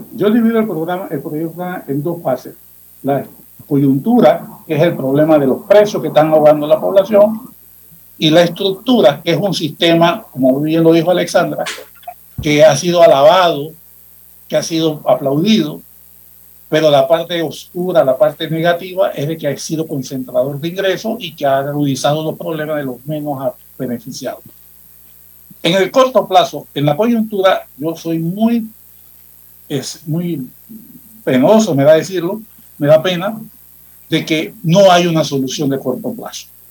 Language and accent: Spanish; Panama